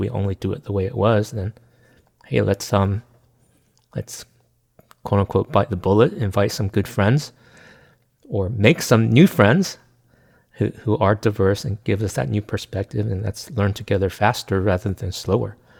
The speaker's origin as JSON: {"language": "English", "country": "United States", "said": "I'm Chinese American"}